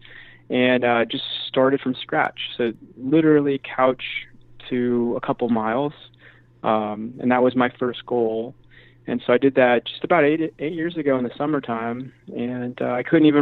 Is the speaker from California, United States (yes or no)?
yes; a little north of San Francisco, Northern California, United States; also born or lived in San Diego; originally grew up in Northern California, so just a little north of San Francisco.